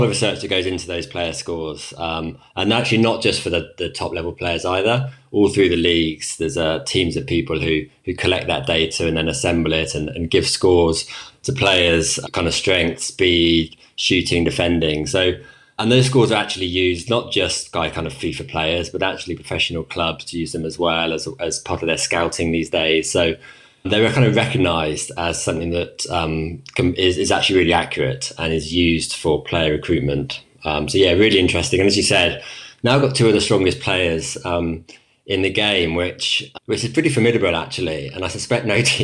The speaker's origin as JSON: {"language": "English", "town": "Prestwood", "region": "South East England", "country": "United Kingdom", "tie": "born or raised there", "accent": "English", "moved": "as an adult", "lives_now": "Switzerland", "said": "So I grew up in Bucks. I grew up in Prestwood, which about 10 minutes away from Wycombe"}